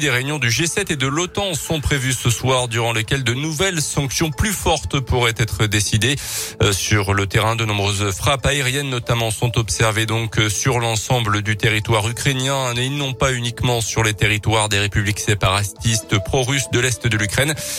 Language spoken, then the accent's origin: French; France; Chez nous en France